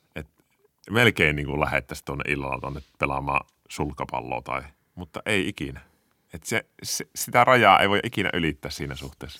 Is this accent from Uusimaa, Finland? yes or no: no; Kuopio, North Savo, Finland; mä oon kasvanut Kuopiossa Petosella